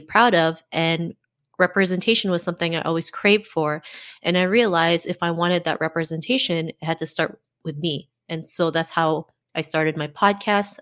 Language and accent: English; Canada; also born or lived in Philippines; I was born in the Philippines and my parents moved to Canada when I was seven.